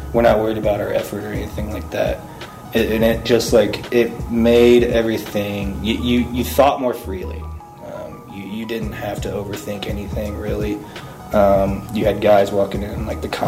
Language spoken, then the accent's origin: English; Athens, United States; we come from Athens. Like, we don't, you know, we're a bunch of small country bumpkin white kids.